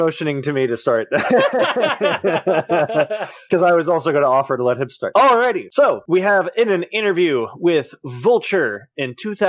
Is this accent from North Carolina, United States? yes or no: yes; Concord, North Carolina, United States; And then I went back to my hometown of Concord, North Carolina, and applied for as many credit cards as I could get.